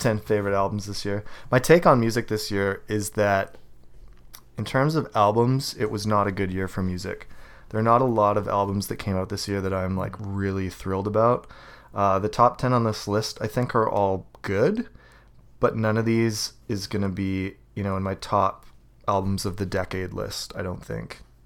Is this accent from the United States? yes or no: no; Canada; I'm Canadian.